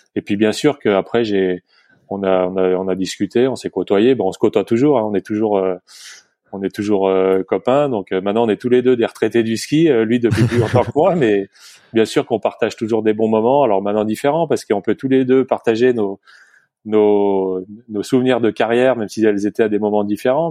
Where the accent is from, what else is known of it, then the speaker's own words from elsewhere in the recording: Morillon, Auvergne-Rhône-Alpes, France; also born or lived in Bonneville; je suis de, de Morillon, le Grand Massif, à côté de Samoin, les Carreaux, Flaine. et donc j'ai grandi, j'ai grandi à Morillon